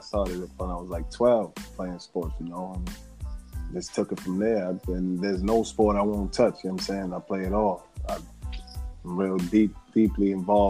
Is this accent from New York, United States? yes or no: yes; New York City, New York, United States; I'm born and raised in the Bronx.